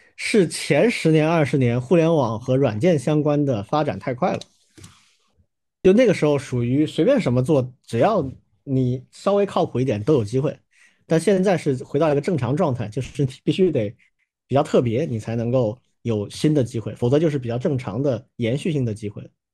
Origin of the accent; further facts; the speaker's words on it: China; 我们中国人就这样吧